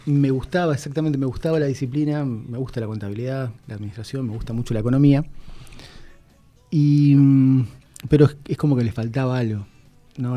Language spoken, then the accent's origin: Spanish; Posadas, Misiones, Argentina; also born or lived in Oberá; Nací en la ciudad de Oberá. Ah, obereño. Eh, soy obereño, em, tengo mi familia en Oberá, gran parte de mi familia en Oberá, pero viví toda, toda mi vida en Posadas